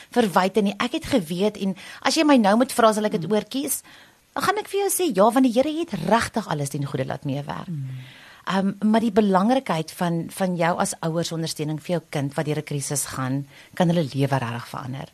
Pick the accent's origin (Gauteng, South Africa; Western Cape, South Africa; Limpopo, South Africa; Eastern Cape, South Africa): Gauteng, South Africa; Pretoria; also born or lived in Potchefstroom; ek het Pretoria groot geword en ek het net gaan swat in Potch 4 jaar en toe teruggekom Pretoria toe